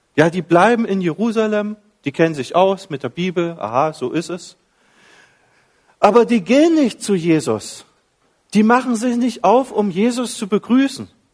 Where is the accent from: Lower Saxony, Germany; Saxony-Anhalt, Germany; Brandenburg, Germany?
Saxony-Anhalt, Germany; Dessau; moved away as an adult; also born or lived in Carinthia, Austria; now in Villach, Austria; ich bin ein Ossi, äh, Ostdeutschland, ganz in der Nähe von der Lutherstadt Wittenberg, 20 Kilometer davon, da liegt die Stadt Dessau